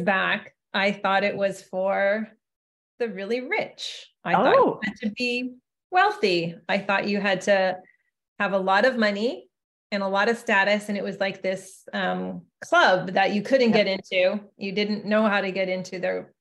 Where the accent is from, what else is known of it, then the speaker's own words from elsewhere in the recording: Alberta, Canada; moved away as an adult; now in Silicon Valley, United States; I'm from Alberta originally.